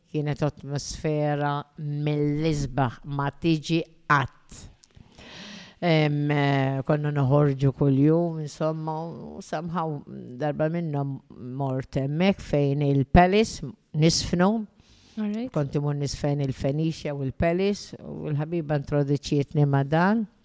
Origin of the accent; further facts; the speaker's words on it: Ħaż-Żebbuġ, Malta; also born or lived in England; Jena miħazzebuċ. Ħazzebuċ.